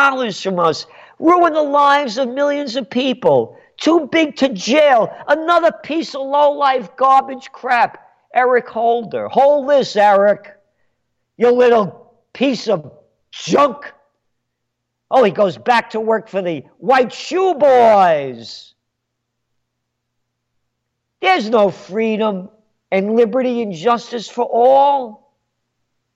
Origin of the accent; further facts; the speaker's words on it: New York City, New York, United States; now in Kingston, New York, United States; I'm a Napolitano born in the Bronx.